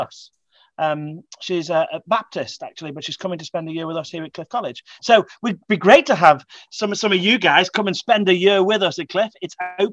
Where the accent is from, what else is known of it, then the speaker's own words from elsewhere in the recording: England, United Kingdom; as an Englishman